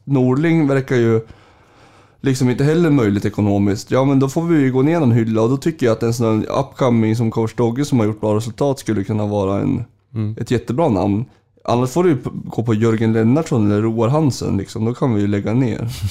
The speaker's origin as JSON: {"language": "Swedish", "town": "Sundsvall", "region": "Västernorrland County", "country": "Sweden", "tie": "born or raised there", "also_born_or_lived": "Gävle", "said": "jag, flyttade till Sundsvall, jag är född i Gävle. Eh, jag flyttade till Sundsvall när jag var eh, fem"}